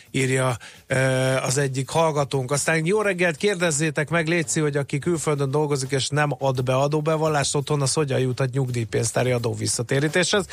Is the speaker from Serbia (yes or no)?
no; Hungary; Magyarok vagyunk